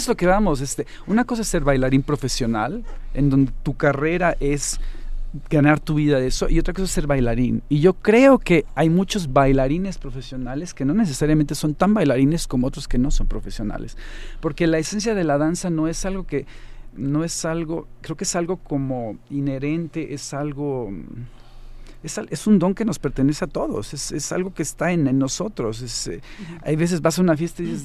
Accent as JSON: {"language": "Spanish", "country": "Mexico", "also_born_or_lived": "Finland / Germany", "moved": "as an adult", "said": "Yo me fui de México a los 25 años más o menos"}